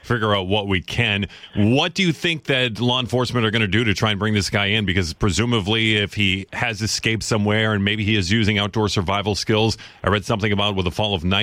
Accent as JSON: {"language": "English", "region": "Maine", "country": "United States", "tie": "born or raised there", "moved": "yes", "said": "I'm originally from Maine, grew up there"}